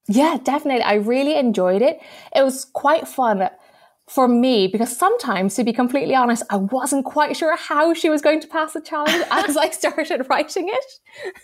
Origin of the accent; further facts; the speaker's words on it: Hong Kong; moved away; I grew up in Hong Kong